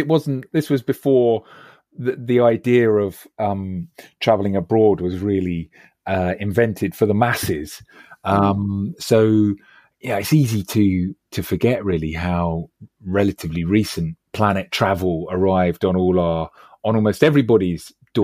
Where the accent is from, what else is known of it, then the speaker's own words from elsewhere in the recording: London, United Kingdom; I mean, for a start, I grew up in West London.